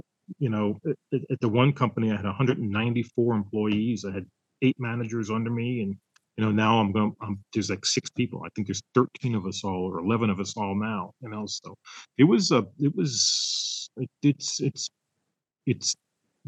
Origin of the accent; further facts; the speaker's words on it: Florida, United States; growing up in Florida and the melting pot of different cultures and foods that were there